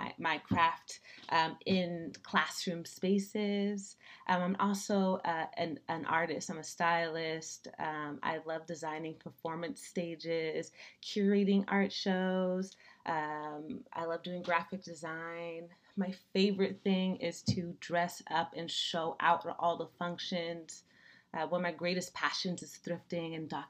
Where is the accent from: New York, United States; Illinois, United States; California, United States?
California, United States; Daly City; also born or lived in San Leandro, California; I grew up in Daly City, California